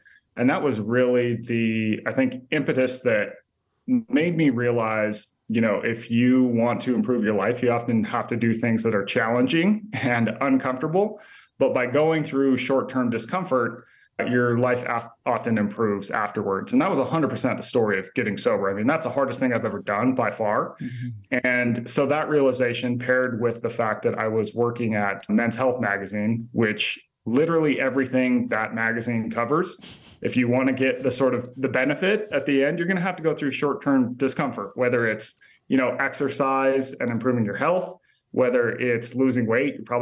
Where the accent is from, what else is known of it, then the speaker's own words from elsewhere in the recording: Utah, United States; moved away as an adult; also born or lived in East Coast; I grew up in Utah and left when I was 18